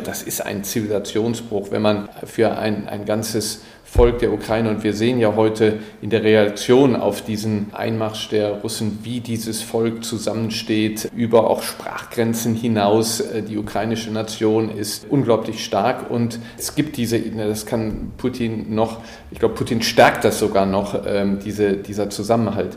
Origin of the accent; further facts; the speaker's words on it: Germany; als Deutsche